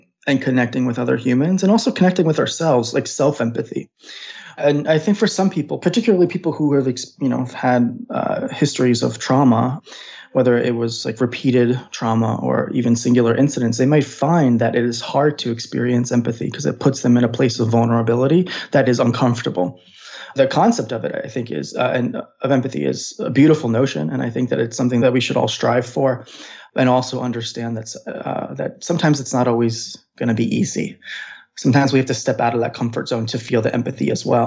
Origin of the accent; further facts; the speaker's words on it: New York City, New York, United States; I grew up in Brooklyn, New York